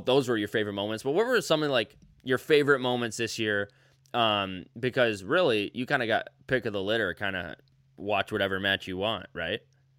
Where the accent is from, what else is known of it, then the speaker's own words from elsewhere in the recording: Midwest, United States; we're from the Midwest.